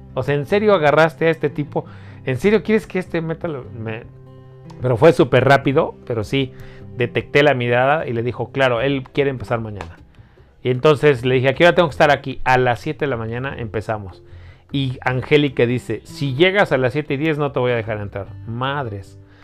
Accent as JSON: {"language": "Spanish", "region": "Mexico City", "country": "Mexico", "tie": "born or raised there", "said": "yo nací, crecí en Iztapalapa"}